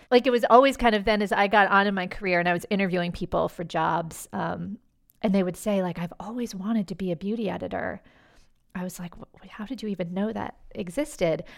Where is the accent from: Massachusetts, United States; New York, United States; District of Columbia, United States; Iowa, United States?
District of Columbia, United States; Washington; moved away; I grew up in Washington, D C